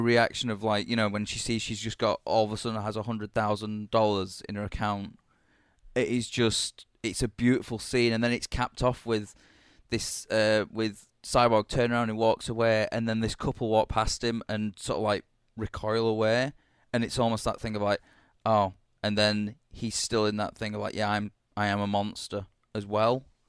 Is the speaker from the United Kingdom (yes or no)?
yes; United Kingdom; being a British asshole